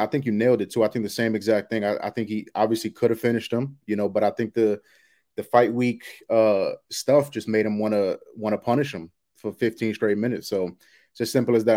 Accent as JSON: {"language": "English", "region": "New York", "country": "United States", "moved": "yes", "lives_now": "Roswell, United States", "said": "I'm originally from New York, but I, I live near Atlanta right now"}